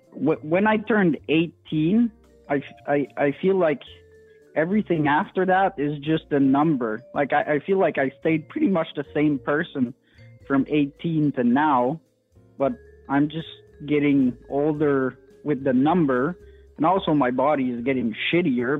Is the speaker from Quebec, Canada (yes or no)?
yes; French part of Canada, Quebec, Canada; accent: French Canadian; first language French; English is a second language; also born or lived in Alberta; I'm uh, from the the uh, only uh, French part of Canada